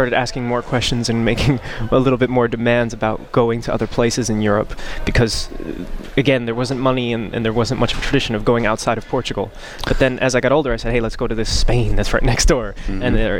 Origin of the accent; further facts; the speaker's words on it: Newark, New Jersey, United States; moved away as an adult; now in Amsterdam, Netherlands; What makes me American is that I was born in Newark, New Jersey, and that I was raised in the United States. That part makes me American. But everything else about me is actually, besides international, is actually Portuguese. My parents immigrated to the United States before I was born